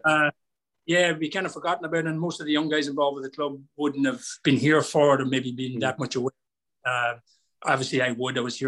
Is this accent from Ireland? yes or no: yes; Cavan, Ulster, Ireland; moved away; I'm from Cavan